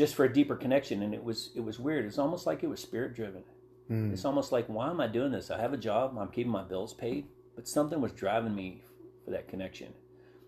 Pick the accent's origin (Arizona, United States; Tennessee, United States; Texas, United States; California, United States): Texas, United States; South Texas near Galveston, United States; moved away; also born or lived in West Virginia; I was born and raised in South Texas near Galveston